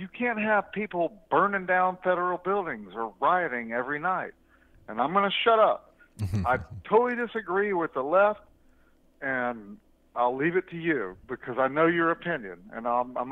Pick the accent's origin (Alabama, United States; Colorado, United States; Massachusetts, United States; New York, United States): Alabama, United States; now in Texas, United States; I'm from Alabama